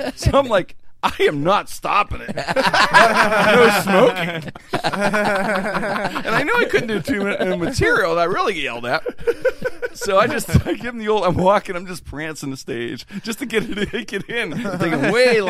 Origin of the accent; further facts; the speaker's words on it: Pittsburgh, Pennsylvania, United States; a kid grew up in Pittsburgh